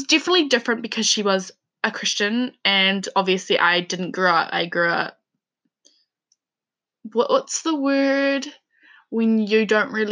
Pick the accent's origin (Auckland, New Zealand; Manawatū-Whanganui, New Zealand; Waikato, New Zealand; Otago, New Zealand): Manawatū-Whanganui, New Zealand; Levin; also born or lived in Dannevirke, New Zealand; So I am from New Zealand. I grew up in a small town called Leven, and then I moved to a town called Dannyberg